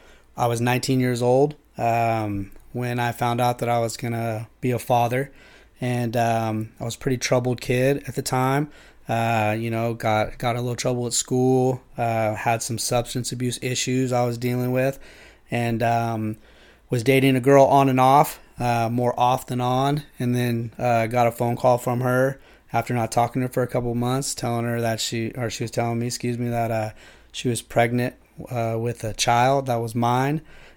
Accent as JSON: {"language": "English", "town": "Yuba City", "region": "California", "country": "United States", "tie": "born or raised there", "said": "and lived in Yuba City. I grew up in Yuba City, was a honker. Actually moved up to Grass Valley with my mom."}